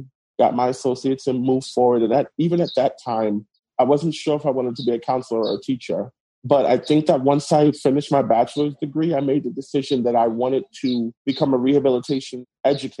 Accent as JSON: {"language": "English", "town": "New York City", "region": "New York", "country": "United States", "tie": "born or raised there", "also_born_or_lived": "Haiti / Richmond, Virginia", "moved": "as an adult", "said": "I was born in the Caribbean country of Haiti. And at the age of 2 years old, I was brought to the United States by my grandparents and raised in Brooklyn, New York"}